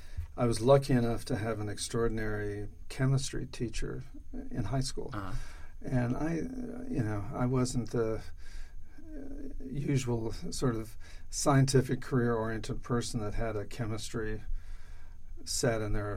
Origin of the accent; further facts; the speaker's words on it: Denver, Colorado, United States; In Denver.